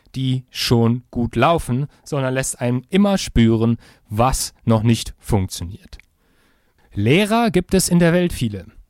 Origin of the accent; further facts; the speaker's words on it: Germany; ich als Deutscher kann ungefähr ein Wort Russisch